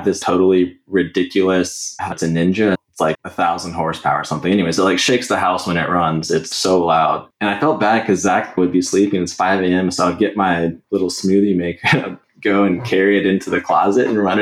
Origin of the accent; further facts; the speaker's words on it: Katy, Texas, United States; I grew up in the Katy area